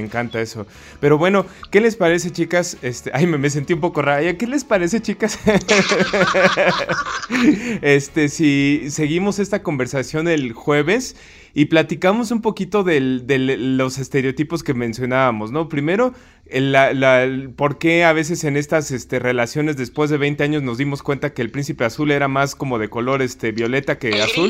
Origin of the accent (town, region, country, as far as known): Mexico